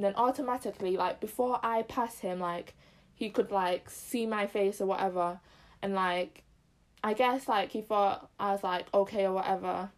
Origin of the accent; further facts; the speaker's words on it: Zimbabwe; I'm Zim as well